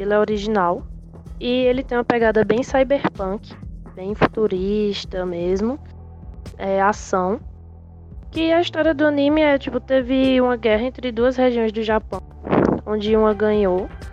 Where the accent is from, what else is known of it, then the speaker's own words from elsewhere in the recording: Caruaru, Pernambuco, Brazil; eu sou natural da cidade de Caruaru